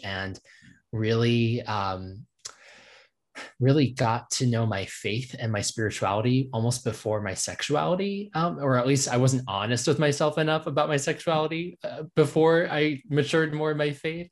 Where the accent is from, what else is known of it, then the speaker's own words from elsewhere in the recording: Virginia, United States; moved away as an adult; now in Nashville, United States; I grew up and in Virginia and diff-, and have lived in various parts of that state